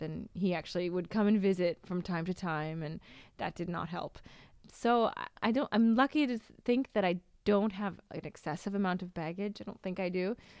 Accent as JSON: {"language": "English", "town": "Seattle", "region": "Washington", "country": "United States", "also_born_or_lived": "Boston", "moved": "yes", "said": "I'm from Seattle"}